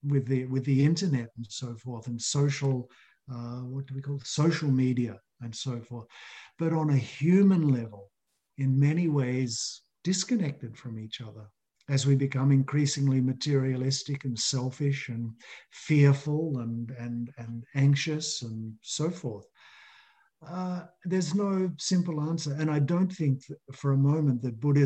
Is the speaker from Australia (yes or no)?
yes; Australia; That's what I experienced 40 years ago growing up in Australia.